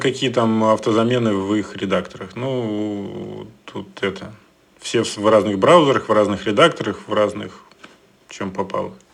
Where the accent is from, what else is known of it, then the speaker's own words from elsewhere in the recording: Moscow, Russia; я москвич